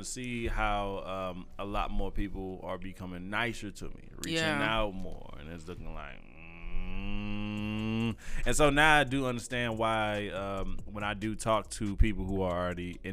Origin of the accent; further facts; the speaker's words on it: St. Louis, Missouri, United States; I'm from St. Louis